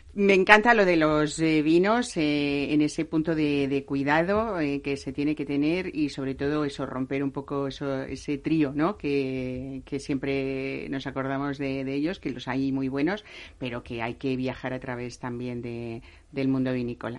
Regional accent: Castilla-La Mancha, Spain; Yo que soy medio castellano manchega

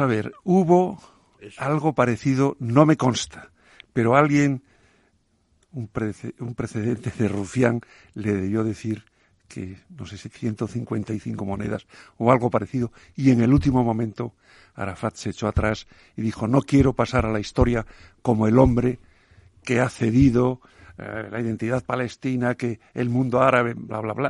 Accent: A Coruña, Galicia, Spain; una paisana mía de, de, la, de la, Coruña

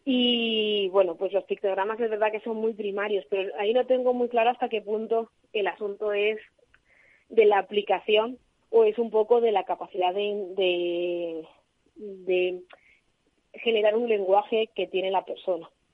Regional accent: Madrid, Community of Madrid, Spain; moved away as an adult; now in Alicante, Spain; yo soy de Madrid y me vine aquí a trabajar

